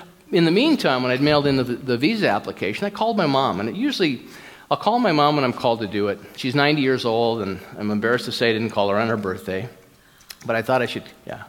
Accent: United States; I'm an American, I'm recovering American

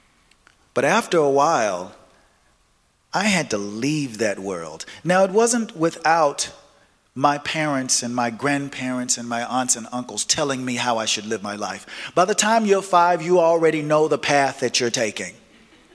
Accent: Nashville, Tennessee, United States; I was born and raised in the South, in Nashville, Tennessee

